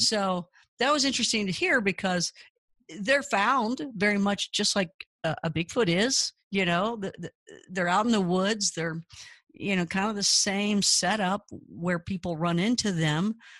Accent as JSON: {"language": "English", "region": "Kentucky", "country": "United States", "tie": "born or raised there", "said": "I grew up in Kentucky"}